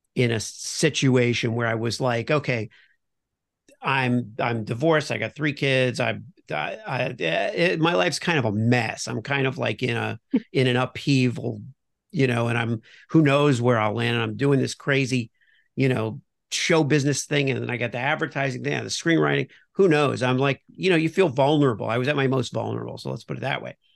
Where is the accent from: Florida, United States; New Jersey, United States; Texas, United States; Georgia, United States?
Florida, United States; Miami; moved away as an adult; also born or lived in New York / Los Angeles; I grew up in Miami, uh, originally.